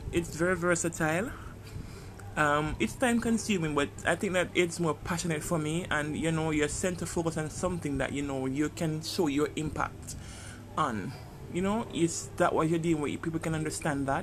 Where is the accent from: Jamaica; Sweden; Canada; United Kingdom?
Jamaica; It's a third world country, as you can tell by my accent. I'm Jamaican